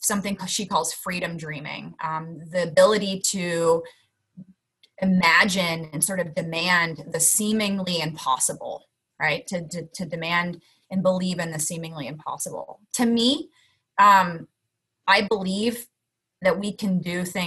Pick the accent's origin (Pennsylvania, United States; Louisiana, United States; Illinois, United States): Pennsylvania, United States; Pittsburgh; moved away; I grew up in Pittsburgh